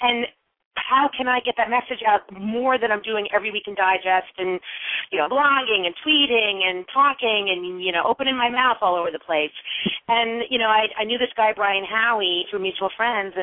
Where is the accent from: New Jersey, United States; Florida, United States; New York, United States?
New York, United States; Westchester County; also born or lived in Indiana / Chicago; I was born in Westchester County, New York